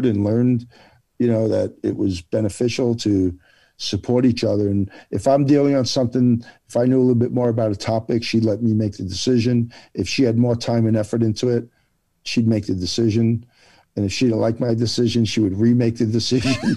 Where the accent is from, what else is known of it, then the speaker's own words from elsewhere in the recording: New Jersey, United States; moved away; I'm Italian and from Jersey